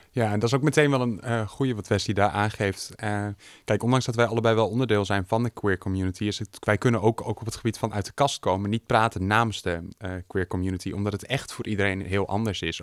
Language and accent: Dutch; Groningen, Netherlands; also born or lived in Hoogeveen; Geboren en getogen in Groningen met een korte uitstap naar Hoogveen.